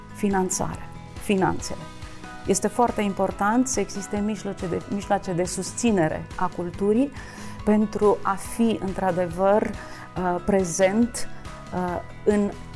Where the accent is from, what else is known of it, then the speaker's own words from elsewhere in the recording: Romania; ca români